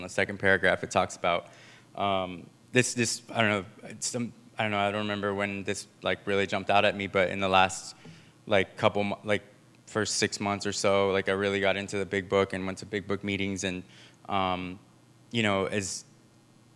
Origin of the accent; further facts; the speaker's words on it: San Francisco, California, United States; I grew up here in San Francisco